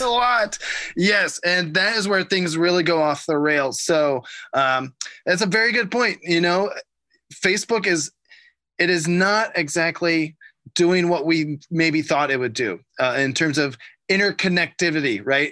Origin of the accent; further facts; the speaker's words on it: Ohio, United States; growing up in Ohio